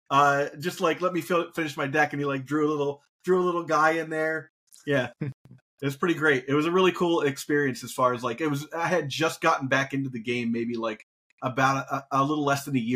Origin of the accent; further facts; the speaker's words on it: Dayton, Ohio, United States; I I'm I'm from Dayton, Ohio originally. Uh, little known fact about me because I have moved so many places.